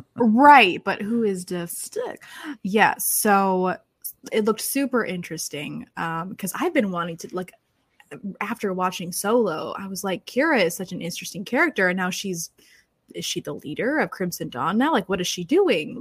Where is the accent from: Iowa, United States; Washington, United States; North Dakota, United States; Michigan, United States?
Michigan, United States; now in Florida, United States; I'm from Michigan, so I'm used to a much colder temperature